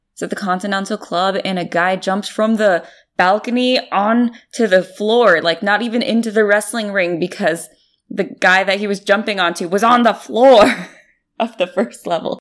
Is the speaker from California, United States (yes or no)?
yes; San Jose, California, United States; my hometown of San Jose